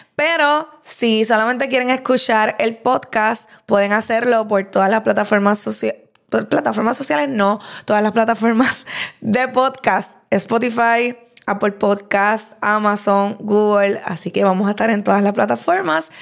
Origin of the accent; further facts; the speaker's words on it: Lares, Puerto Rico; moved away as an adult; now in Bayamón, Puerto Rico; de 26 años, natural de Lares